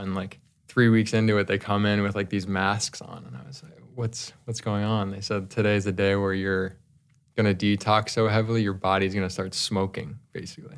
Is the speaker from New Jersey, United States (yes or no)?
yes; New Jersey, United States; I grew up in New Jersey